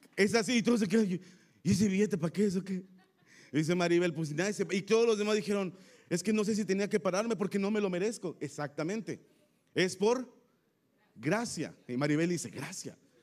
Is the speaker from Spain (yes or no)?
no; Tampico, Tamaulipas, Mexico; accent: tamaulipeco; now in Querétaro, Mexico; somos originarios de Tampico, Tamaulipas, así es que somos tamaulipecos, ¿ok? Aquí me siento ah, que puedo hablar como tamaulipeco